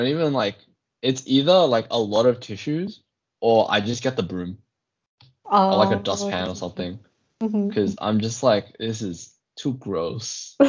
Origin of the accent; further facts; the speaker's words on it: Australia; as an Australian